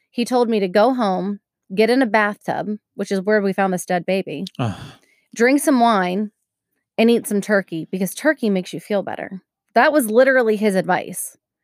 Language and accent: English; Maryland, United States; I'm from Maryland. Don't make fun of Maryland.